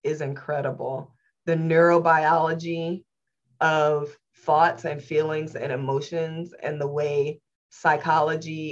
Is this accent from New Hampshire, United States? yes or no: no; Indianapolis, Indiana, United States; I was born and raised in Indianapolis, Indiana in the late 70s, early 80s